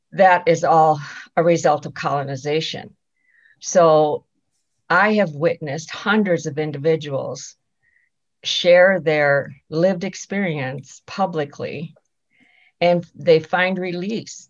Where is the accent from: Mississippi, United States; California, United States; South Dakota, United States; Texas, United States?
South Dakota, United States; Rosebud Reservation; I am Sichanggu Lakota from the Rosebud Reservation in South Dakota